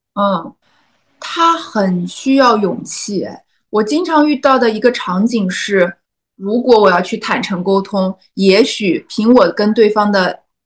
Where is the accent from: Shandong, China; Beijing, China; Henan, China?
Shandong, China; Qingdao; 因为我是青岛人，我在青岛日报投了一篇文章